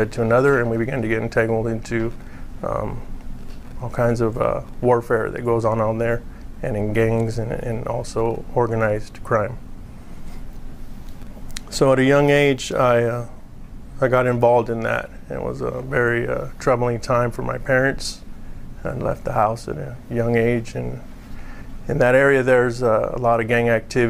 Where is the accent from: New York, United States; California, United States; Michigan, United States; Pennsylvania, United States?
California, United States; I grew up in California